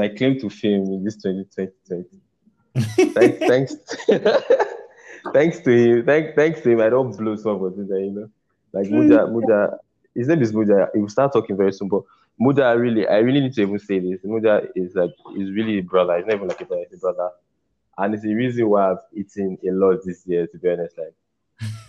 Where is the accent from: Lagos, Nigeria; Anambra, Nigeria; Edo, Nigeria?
Edo, Nigeria; I'm from Edo State